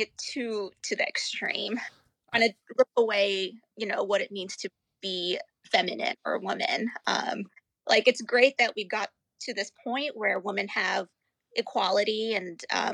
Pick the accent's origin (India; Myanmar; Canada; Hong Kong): India; also born or lived in Pennsylvania / California / North Carolina / New York; now in Virginia, United States; I grew up in India. I was born in India